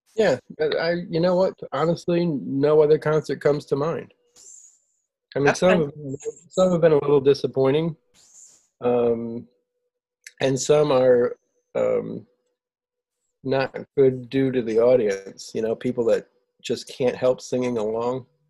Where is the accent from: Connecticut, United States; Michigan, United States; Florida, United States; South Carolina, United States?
Connecticut, United States; Southington; I was born and raised in Southington, Connecticut.